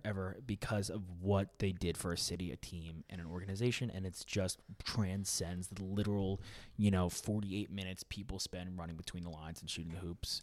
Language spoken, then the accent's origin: English; New York, United States; being a New Yorker, and I'm young